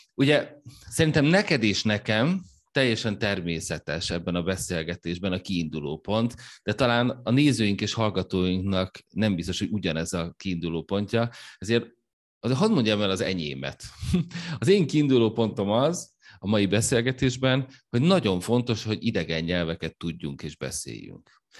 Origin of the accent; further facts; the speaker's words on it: Hungary; német nyelven adtuk elő, magyarként, németül az angoloknak